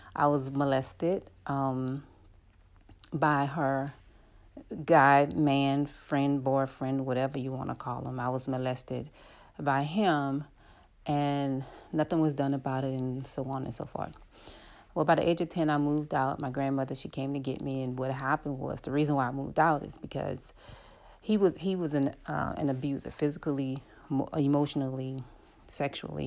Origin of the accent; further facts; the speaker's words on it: New Orleans, Louisiana, United States; I'm from New Orleans, and I lived in the Ninth Ward of New Orleans